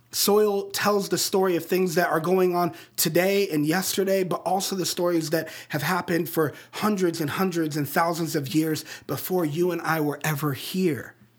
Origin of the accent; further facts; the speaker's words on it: Colorado Springs, Colorado, United States; the Rocky Mountains of my hometown in Colorado Springs